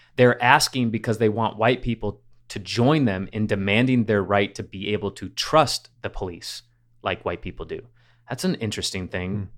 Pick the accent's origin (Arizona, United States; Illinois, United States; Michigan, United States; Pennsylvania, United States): Michigan, United States; growing up in Michigan, we went to Cedar Point